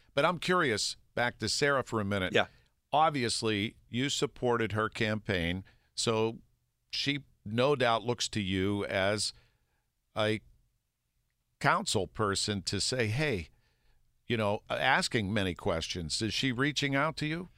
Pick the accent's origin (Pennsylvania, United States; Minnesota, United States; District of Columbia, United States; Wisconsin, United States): Pennsylvania, United States; North Park; I grew up near North Park, so that's my park